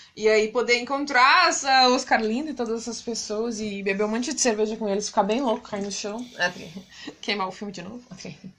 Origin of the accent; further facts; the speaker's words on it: Brazil; moved away as an adult; now in Portugal; a gente é brasileiro